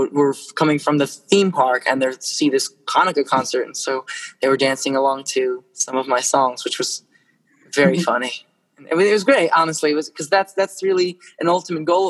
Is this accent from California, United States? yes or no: no; New York, United States; I'm from New York